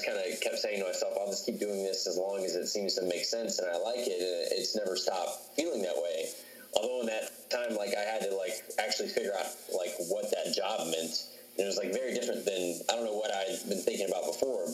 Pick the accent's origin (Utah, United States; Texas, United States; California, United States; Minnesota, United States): Texas, United States; Dallas; also born or lived in Cincinnati; now in Phoenix, United States; they knew I was from Dallas, they knew I lived in Cincinnati, and they knew I had lived in Phoenix before